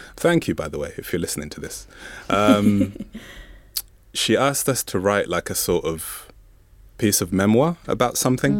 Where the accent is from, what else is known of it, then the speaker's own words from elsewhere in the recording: Zambia; first language Bemba; English is a second language; I'm from Zambia, and so there's no separation between, there's no separation between siblings and cousins